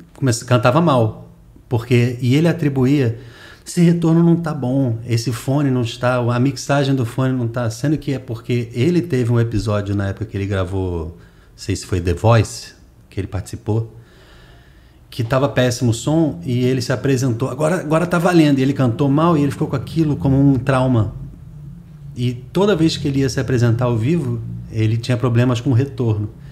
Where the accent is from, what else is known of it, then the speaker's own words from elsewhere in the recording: Rio de Janeiro, Brazil; moved away as an adult; also born or lived in United States; now in Fortaleza, Brazil; eu sou carioca e a Cibele, minha mulher, é cearense